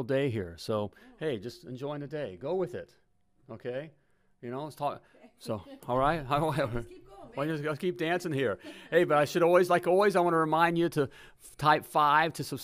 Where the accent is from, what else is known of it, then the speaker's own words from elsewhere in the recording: Indiana, United States; I'm a Hoosier.